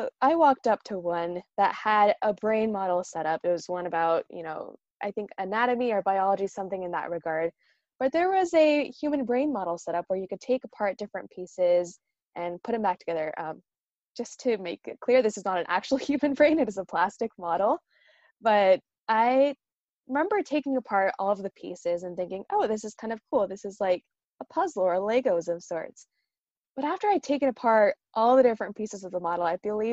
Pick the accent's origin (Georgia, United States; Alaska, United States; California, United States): California, United States; Northern; moved away as an adult; now in New York City, United States; I'm originally from Northern California in the United States